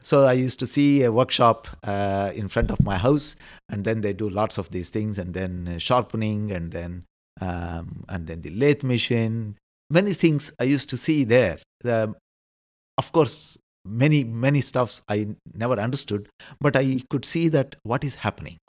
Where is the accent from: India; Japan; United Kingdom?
India; moved away as an adult; now in Netherlands; being an Indian, it also helps because we believe in rebirth